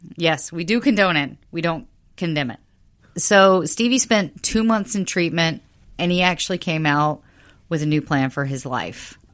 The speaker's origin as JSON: {"language": "English", "country": "United States", "said": "I'm American"}